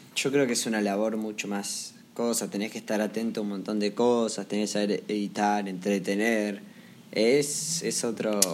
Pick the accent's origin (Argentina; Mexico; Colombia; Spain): Argentina